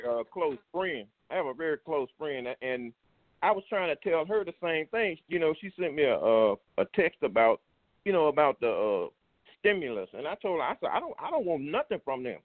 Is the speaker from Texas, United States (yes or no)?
no; Louisiana, United States; I grew up in Louisiana